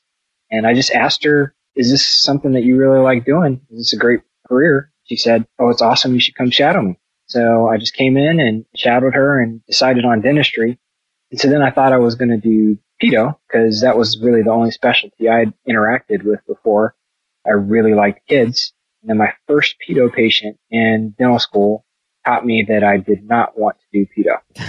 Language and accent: English; Colorado Springs, Colorado, United States; I'm originally mostly from Colorado Springs, but my family's from Eastern North Carolina. My dad was military, so I lived in several different places. But I would say the majority of my growing up time was in Colorado Springs.